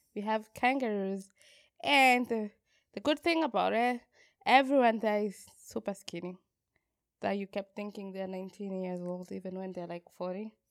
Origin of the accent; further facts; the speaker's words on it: Kenya; as a Kenyan